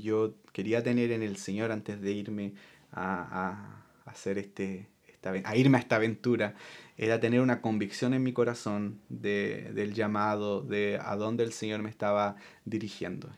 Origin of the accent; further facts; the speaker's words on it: Chile; moved away; yo puedo ser chileno porque yo nací en Chile